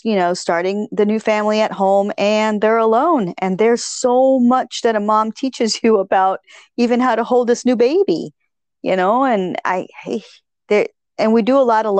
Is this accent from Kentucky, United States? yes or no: no; Connecticut, United States; how I was raised in Connecticut.